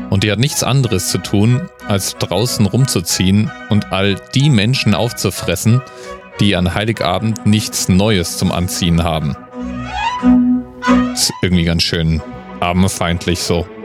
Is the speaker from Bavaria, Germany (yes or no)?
yes; Bavaria, Germany; Ich komme ja aus Bayern. Da kennt man den Krampus tatsächlich.